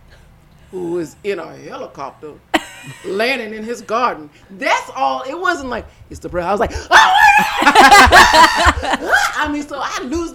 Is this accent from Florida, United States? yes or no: yes; Florida, United States; now in Los Angeles, United States; I'm from Florida